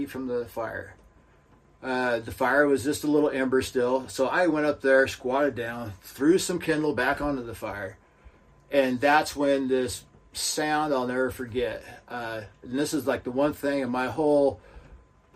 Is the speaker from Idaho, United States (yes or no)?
yes; Lewiston, Idaho, United States; my hometown, Lewiston